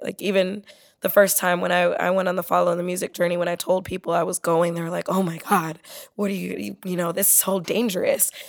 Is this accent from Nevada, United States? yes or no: no; San Diego, California, United States; I grew up in San Diego